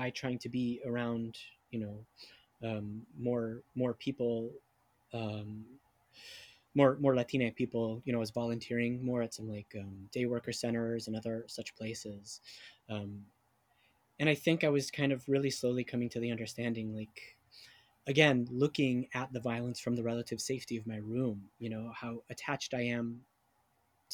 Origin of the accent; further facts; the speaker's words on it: California, United States; moved away as an adult; also born or lived in New York; now in Seattle, United States; growing up in California, I mean, that I grew up in a neighborhood that was minority majority